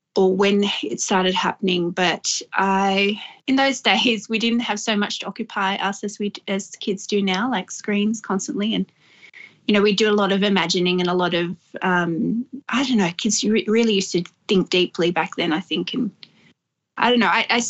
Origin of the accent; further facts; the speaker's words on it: Lower Blue Mountains, New South Wales, Australia; also born or lived in Sydney; I was raised in the Lower Mountains and in Sydney, back and forth, but mainly grew up in the Lower Blue Mountains